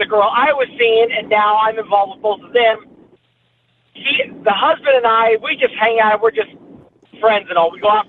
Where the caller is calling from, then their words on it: Marietta, Georgia, United States; Hi, I'm … from Marietta.